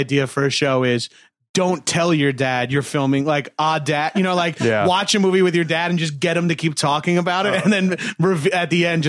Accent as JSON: {"language": "English", "area": "Long Island", "region": "New York", "country": "United States", "said": "I'm from Long Island"}